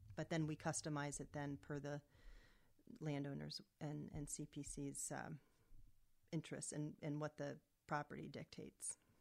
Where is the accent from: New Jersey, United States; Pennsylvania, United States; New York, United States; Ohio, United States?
Pennsylvania, United States; Camp Hill; moved away as an adult; I grew up in the Camp Hill, Mechanicsburg area